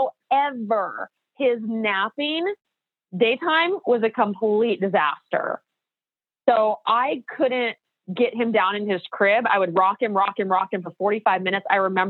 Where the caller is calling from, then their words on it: Portland, Oregon, United States; also born or lived in Orange County; I'm calling from Portland, Oregon, and it's actually sunny here